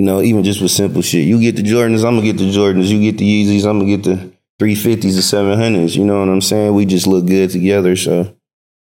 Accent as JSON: {"language": "English", "town": "Hayward", "region": "California", "country": "United States", "said": "I'm from the Bay. Yeah. I'm from the East Bay. I'm from Hayward, California"}